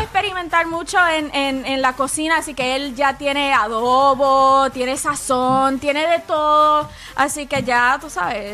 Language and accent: Spanish; Puerto Rico; now in Atlanta, United States; Soy, puertorriqueña